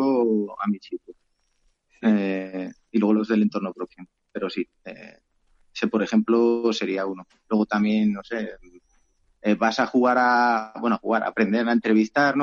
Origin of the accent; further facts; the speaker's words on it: Teruel, Aragon, Spain; also born or lived in Cuevas de Cañaveras; yo soy de Teruel